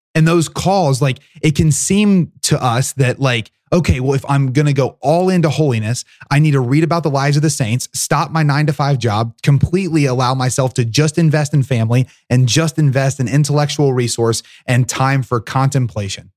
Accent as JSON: {"language": "English", "region": "Southern Ohio", "country": "United States", "tie": "born or raised there", "said": "my upbringing, which was really unique. So I'm from Southern Ohio"}